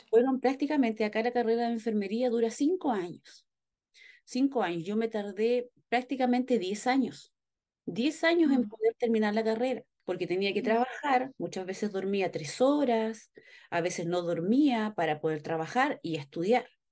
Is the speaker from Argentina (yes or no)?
no; Chile; nuestro escudo nacional